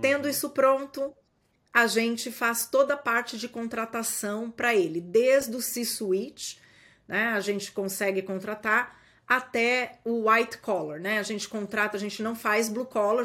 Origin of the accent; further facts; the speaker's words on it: Brazil; moved away as an adult; now in United States; nós somos brasileiros